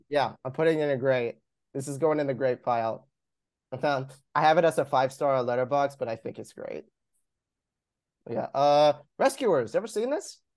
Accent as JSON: {"language": "English", "area": "Long Island", "region": "New York", "country": "United States", "said": "I'm from Long Island"}